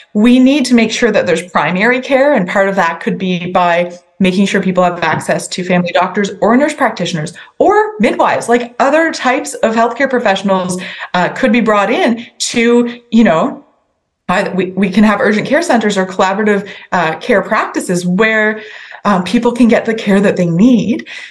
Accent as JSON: {"language": "English", "town": "Sackville", "region": "New Brunswick", "country": "Canada", "tie": "born or raised there", "said": "I grew up in Sackville, and that's kind of in the middle of my riding."}